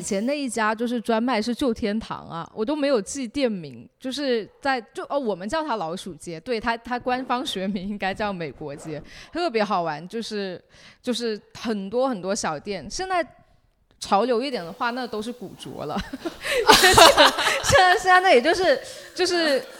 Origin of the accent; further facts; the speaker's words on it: Shenzhen, Guangdong, China; 我们是在这长大